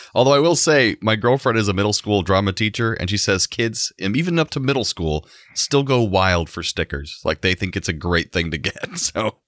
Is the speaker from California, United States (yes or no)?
no; Central Florida, United States; growing up in Central Florida